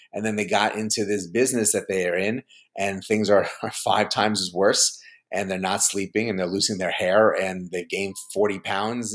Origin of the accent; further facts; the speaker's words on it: New York, United States; I grew up in New York